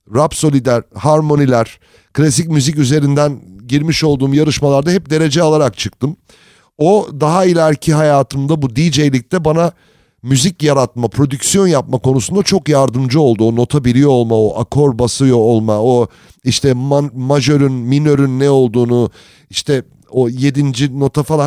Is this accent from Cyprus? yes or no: no; United States; moved away; also born or lived in Turkey; Amerika'da büyüdüm